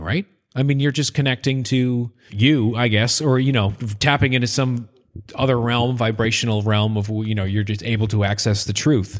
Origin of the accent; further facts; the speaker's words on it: Maine, United States; moved away; I'm from Maine